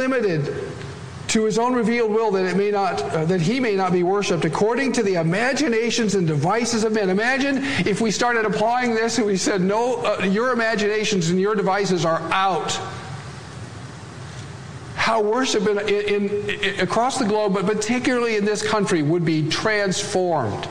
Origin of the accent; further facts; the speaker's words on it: Great Plains, United States; every Swedish pietist's home all across the plains where I'm from